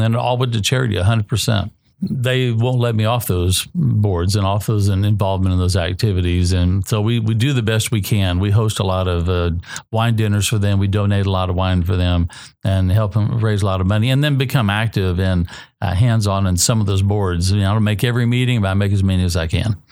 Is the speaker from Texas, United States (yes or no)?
yes; College Station, Texas, United States; moved away; also born or lived in Sonoma County, California; I'm from College Station, Texas